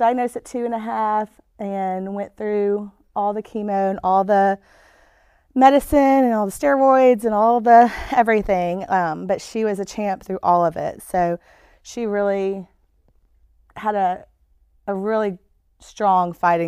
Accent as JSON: {"language": "English", "town": "Memphis", "region": "Tennessee", "country": "United States", "said": "we are from Memphis"}